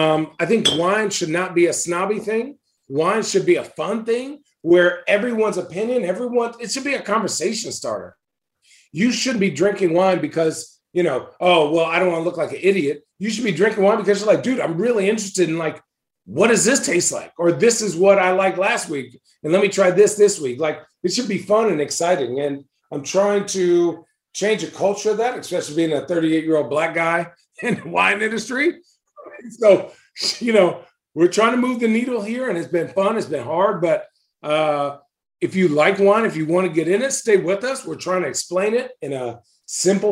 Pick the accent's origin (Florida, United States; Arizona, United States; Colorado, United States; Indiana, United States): Arizona, United States; moved away as an adult; now in Oregon, United States; when I grew up in Arizona. But now that I live in Oregon